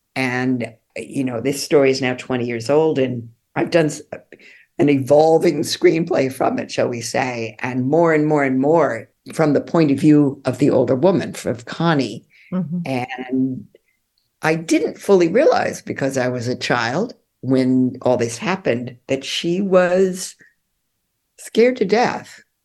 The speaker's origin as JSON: {"language": "English", "region": "California", "country": "United States", "said": "as a Californian"}